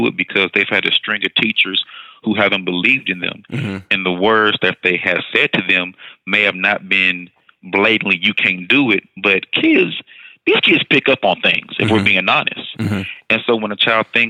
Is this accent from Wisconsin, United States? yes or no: no; Houston, Texas, United States; also born or lived in Austin, Texas / El Paso, Texas; I moved over to Houston ISD, went back home to my hometown